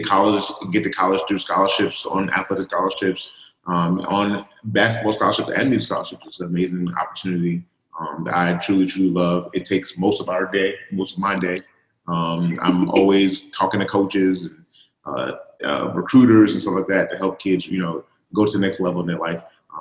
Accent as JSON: {"language": "English", "town": "New York City", "region": "New York", "country": "United States", "tie": "born or raised there", "said": "I grew up on Coney Island"}